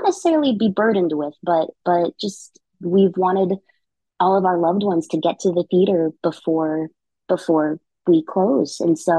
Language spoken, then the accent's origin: English; Philippines; And as a Filipino person, working with Leia Salonga in this show